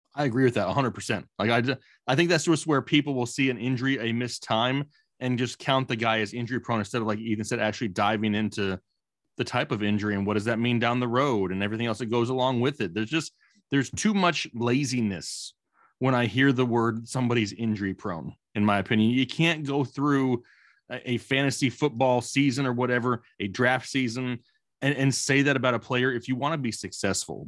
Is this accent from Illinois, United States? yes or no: no; Arizona, United States; I'm a cool, calm, you know, ten-year-old once again growing up in Arizona